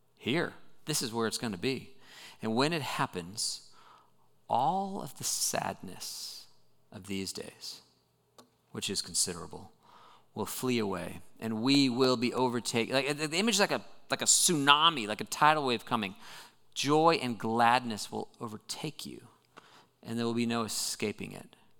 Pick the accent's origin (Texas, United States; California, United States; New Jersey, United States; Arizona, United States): California, United States; Southern; moved away; I grew up in Southern California, which gets a reputation for being beautiful